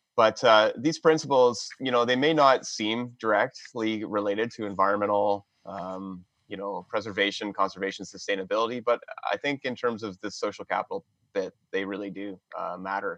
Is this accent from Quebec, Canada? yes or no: no; London, Ontario, Canada; moved away as an adult; I was born in London, Ontario. Um, growing up here, couldn't wait to leave